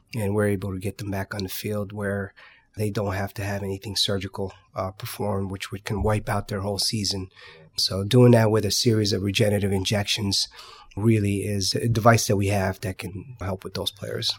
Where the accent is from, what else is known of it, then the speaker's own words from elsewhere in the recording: Paterson, New Jersey, United States; I grew up in Patterson, so my dad was well known in this